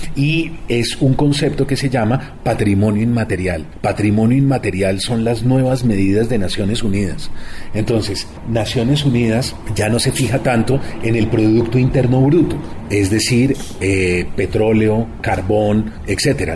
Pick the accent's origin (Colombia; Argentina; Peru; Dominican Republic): Colombia